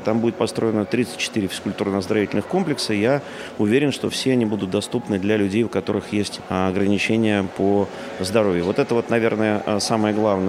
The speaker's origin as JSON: {"language": "Russian", "area": "Voroshilovgrad Oblast", "region": "Luhansk Oblast", "country": "Ukraine", "tie": "born or raised there", "moved": "yes", "lives_now": "Moscow Oblast, Russia", "said": "Я сам родился в Рашиловградской области"}